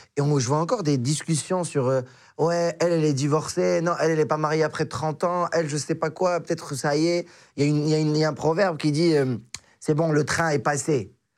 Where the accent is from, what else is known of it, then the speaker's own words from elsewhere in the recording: Morocco; now in France; je suis marocain